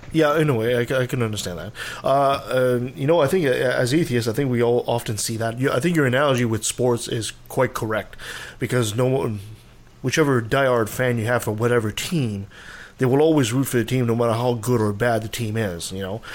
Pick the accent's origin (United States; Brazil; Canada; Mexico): Canada; I'm Canadian